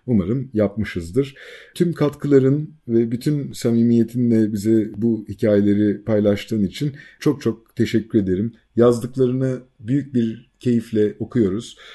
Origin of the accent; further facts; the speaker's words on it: an Aegean island, Çanakkale, Turkey; bizim gibi Ege'nin kıyısında bir adada büyümüş, burada yaşamış insanlar